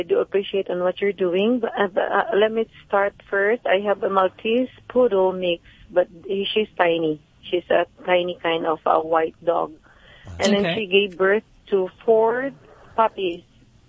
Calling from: California, United States; from California.

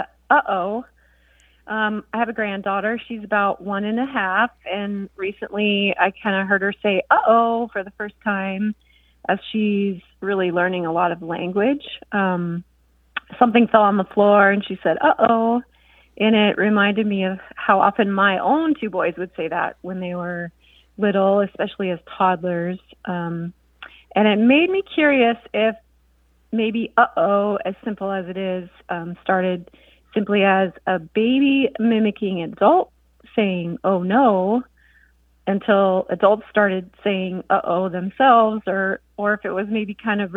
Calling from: Seattle, Washington, United States; Hi, this is …. I'm calling from the Seattle area.

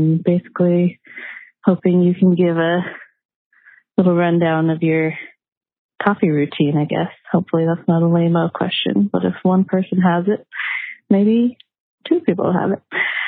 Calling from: San Juan Islands, Washington, United States; Hi, Allison. … I'm calling from the San Juan Islands in Washington State.

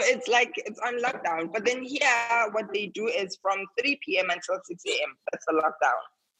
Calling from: Saudi Arabia; I'm in Saudi Arabia.

